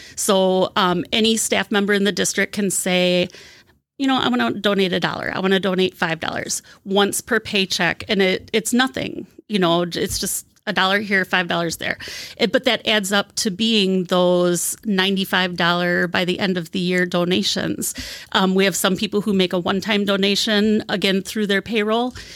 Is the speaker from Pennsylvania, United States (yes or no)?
no; Wisconsin, United States; moved away as an adult; also born or lived in Albuquerque, New Mexico; I'm from Wisconsin.